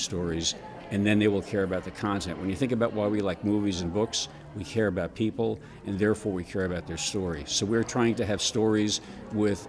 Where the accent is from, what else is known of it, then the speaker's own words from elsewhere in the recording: New Jersey, United States; now in Lafayette, United States; I'm from New Jersey